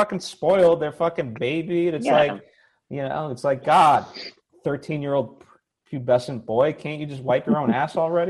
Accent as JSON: {"language": "English", "region": "Connecticut", "country": "United States", "tie": "born or raised there"}